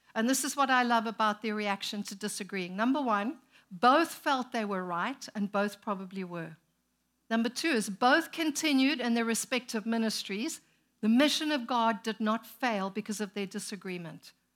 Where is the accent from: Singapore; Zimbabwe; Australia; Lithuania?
Zimbabwe; moved away as an adult; also born or lived in South Africa; now in United States; we were born and raised in Zimbabwe, planted a church there, moved to South Africa, planted a church, came here